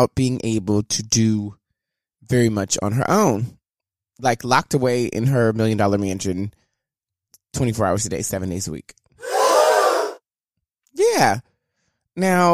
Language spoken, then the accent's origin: English; the South, United States; I'm from the South